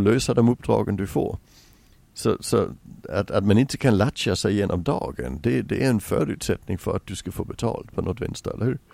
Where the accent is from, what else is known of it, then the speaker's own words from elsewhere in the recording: Sweden; also born or lived in England; som svensk